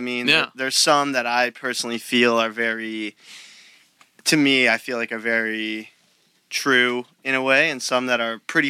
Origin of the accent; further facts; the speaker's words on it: Long Beach, California, United States; also born or lived in Los Angeles; I'm from Long Beach, California. I lived in L.A. for a while, about 5 years. I'm still up here pretty much every day.